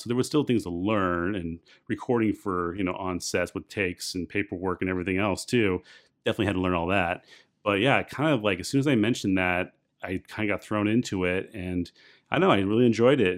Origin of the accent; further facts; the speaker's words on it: San Clemente, California, United States; I grew up in San Clemente